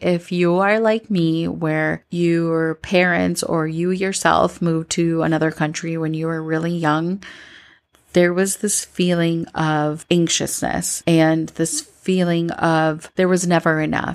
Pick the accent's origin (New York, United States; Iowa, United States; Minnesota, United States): Minnesota, United States; moved away as an adult; now in Colombia; growing up in Minnesota, I always felt like an outsider.